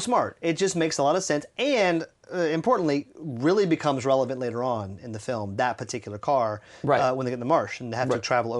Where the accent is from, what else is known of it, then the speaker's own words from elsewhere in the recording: Louisiana, United States; I am from Louisiana, you guys. If you can't tell by my accent, I will tell you by my words.